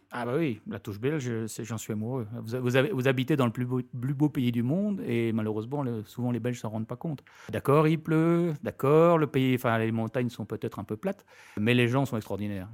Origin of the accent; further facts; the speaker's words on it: France; moved away as an adult; also born or lived in United States / London / Belgium; now in Brussels, Belgium; je suis français.